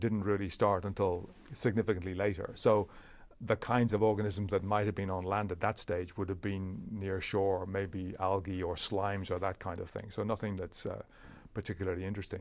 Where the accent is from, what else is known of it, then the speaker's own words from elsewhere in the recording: Leinster, Ireland; moved away as an adult; also born or lived in Cambridge; I was raised in Ireland